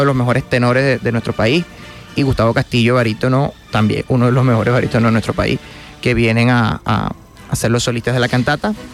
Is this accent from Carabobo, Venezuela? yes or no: no; Guanare, Portuguesa, Venezuela; que somos guanareños son mi mamá, mi hermano y yo